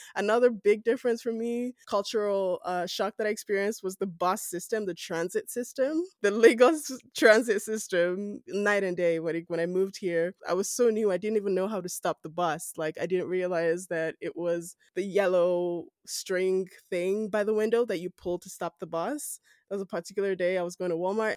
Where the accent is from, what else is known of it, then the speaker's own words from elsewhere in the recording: Edo, Nigeria; moved away as an adult; also born or lived in Lagos, Nigeria; now in Calgary, Canada; I'm Nigerian from West Africa, I am from Edo State within Nigeria